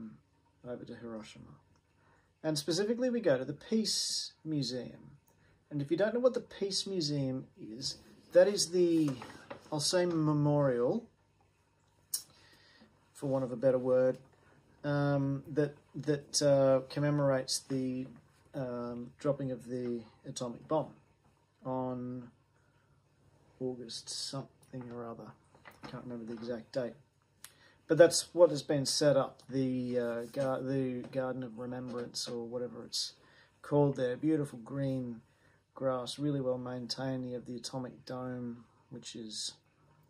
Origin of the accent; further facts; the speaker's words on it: Australia; an Australian